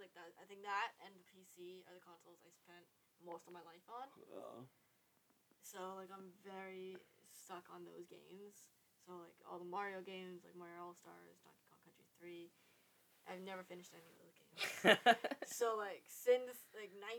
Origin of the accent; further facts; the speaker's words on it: Germany; I grew up in Germany